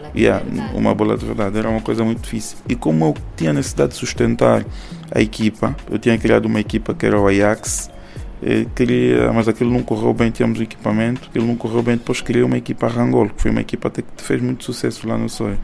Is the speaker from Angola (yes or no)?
yes; Soyo, Zaire, Angola; also born or lived in Luanda, Angola; sou natural do Soio, tenho 36 anos